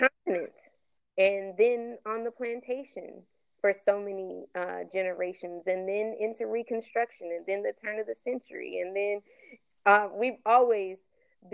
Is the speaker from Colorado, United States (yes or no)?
yes; Denver, Colorado, United States; moved away as an adult; now in Atlanta, United States; I'm from Denver, Colorado